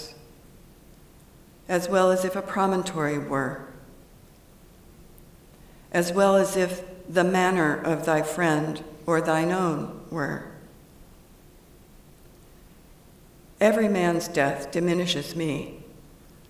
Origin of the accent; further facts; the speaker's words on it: Lodi, California, United States; growing up in the Central Valley of California